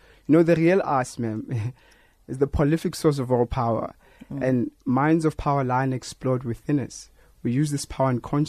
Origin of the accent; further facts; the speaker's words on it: Johannesburg, Gauteng, South Africa; We are both from Diepkloof.